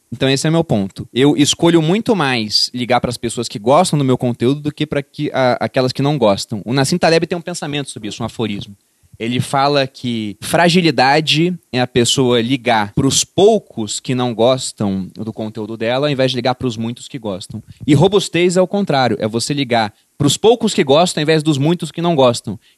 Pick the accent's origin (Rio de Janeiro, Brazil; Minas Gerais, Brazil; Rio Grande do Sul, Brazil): Rio de Janeiro, Brazil; porque eu vim do Rio de Janeiro e eu vi o que é né, ter Estado lá.